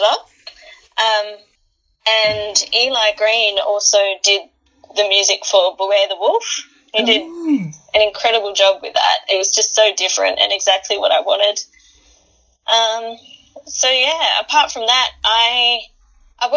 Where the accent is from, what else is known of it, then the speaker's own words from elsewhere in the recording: Adelaide, South Australia, Australia; my hometown, Adelaide.